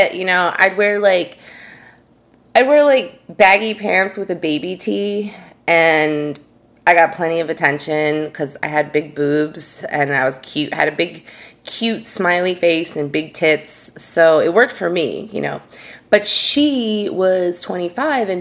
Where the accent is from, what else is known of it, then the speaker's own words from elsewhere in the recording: New York, United States; I'm from New York